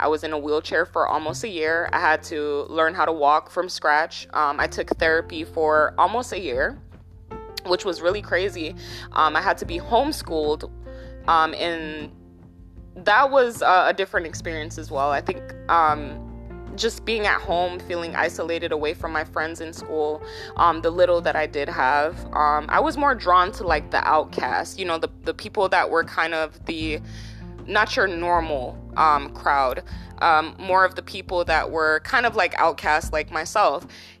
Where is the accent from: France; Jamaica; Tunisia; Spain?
Jamaica; now in United States; We came from Jamaica, okay, in 90, I believe it was like 96, don't quote me on this